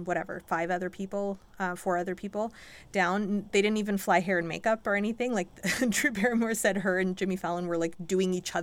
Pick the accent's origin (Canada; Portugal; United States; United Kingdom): Canada; Oshawa, Ontario; we grew up in Oshawa